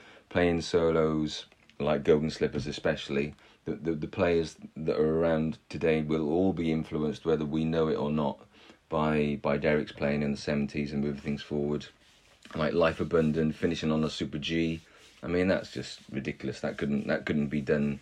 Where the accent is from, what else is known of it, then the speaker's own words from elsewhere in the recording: Welsh, Wales, United Kingdom; I'm Welsh